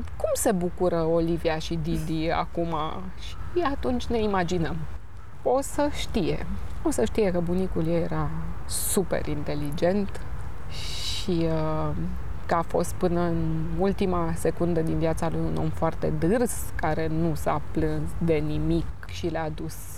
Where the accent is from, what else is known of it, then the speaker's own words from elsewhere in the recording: Romania; Sunt româncă